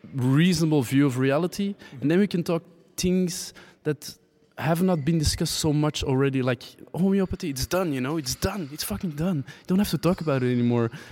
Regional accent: Antwerp, Flanders, Belgium; I am from Antwerp

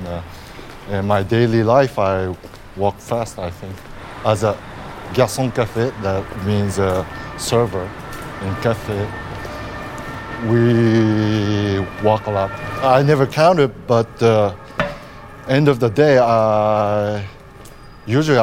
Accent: Tokyo, Japan; English is a second language; moved away as an adult; also born or lived in New York, United States; now in Paris, France; I born in Tokyo, in Japan. I spent 5 years in United States when I was a child. My father worked at the New York, so we moved there. Then we came back to Tokyo, and I grew up in Tokyo till I came to Paris.

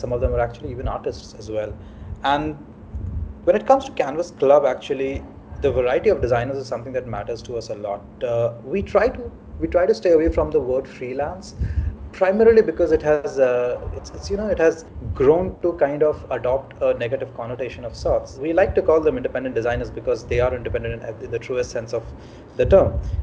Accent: Ranchi, Jharkhand, India; moved away as an adult; now in Mumbai, India; I'm from Ranchi originally. Back in 2008, I uh, came from Ranchi to Bombay, and I've been in Bombay ever since.

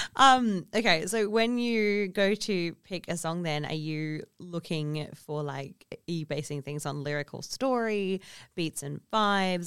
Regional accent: Kalgoorlie, Western Australia, Australia; I also grew up in a remote community, or in my commu-, and we grew up in Kalgoorlie

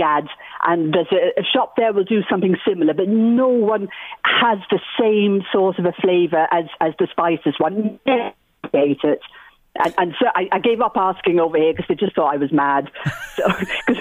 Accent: Trim, County Meath, Ireland; moved away as an adult; also born or lived in Athlone / London; now in Bristol, United Kingdom; I grew up in Trim. I'm a half Irish, half Cypriot

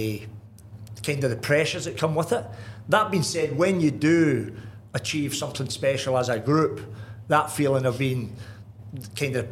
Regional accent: Glasgow, Scotland, United Kingdom; moved away; I grew up in the Gorbals, one and nine, and all we done was out kicking the ball about

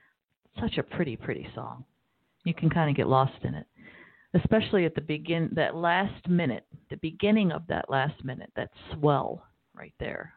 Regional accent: Baltimore, Maryland, United States; also born or lived in New Orleans; I grew up in Baltimore. I'm originally from New Orleans, but I grew up in Baltimore.

